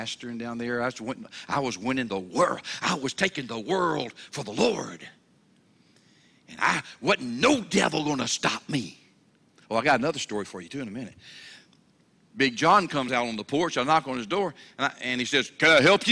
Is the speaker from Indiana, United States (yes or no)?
no; Mobile, Alabama, United States; I'm from Mobile, Alabama, okay? We're down there around the water